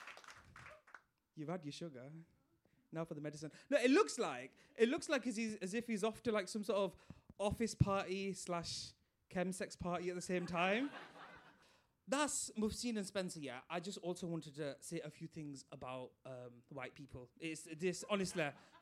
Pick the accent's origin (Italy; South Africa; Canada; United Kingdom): United Kingdom; Bradford, Yorkshire and the Humber; I'm from Bradford, as you can tell by my accent.